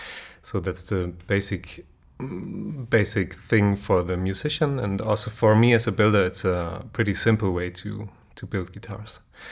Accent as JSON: {"language": "English", "town": "Kassel", "region": "Hesse", "country": "Germany", "said": "I'm from Kassel"}